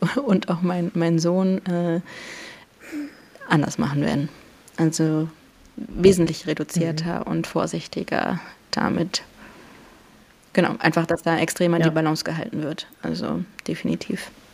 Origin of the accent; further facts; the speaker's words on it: Warsaw, Masovian Voivodeship, Poland; moved away; ich bin ja Polin. Ich bin in, po in Warschau geboren